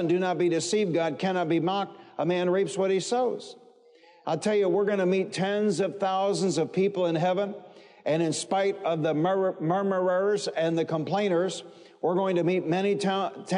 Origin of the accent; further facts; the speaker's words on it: Detroit, Michigan, United States; I grew up in the Motor City. I grew up in Detroit